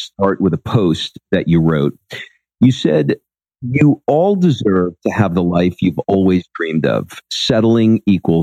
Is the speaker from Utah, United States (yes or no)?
no; New York City, New York, United States; I'm from Queens